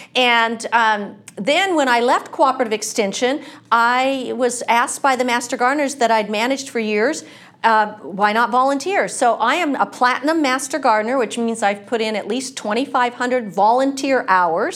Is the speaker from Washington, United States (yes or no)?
yes; Washington, United States; moved away as an adult; now in California, United States; I'm not from California. I'm from Washington State